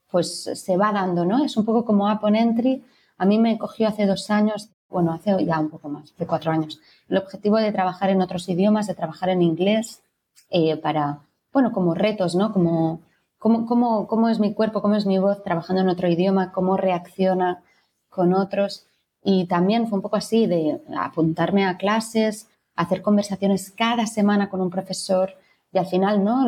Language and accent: Spanish; Barcelona, Catalonia, Spain; soy actriz de Barcelona